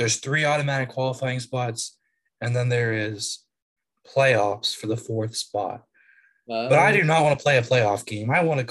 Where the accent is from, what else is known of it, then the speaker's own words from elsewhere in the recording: United States; as an American